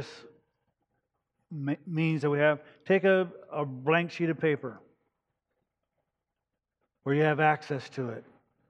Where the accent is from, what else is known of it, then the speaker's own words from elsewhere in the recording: United States; I'm an American. I'm blessed to be an American. I'm proud that I'm an American.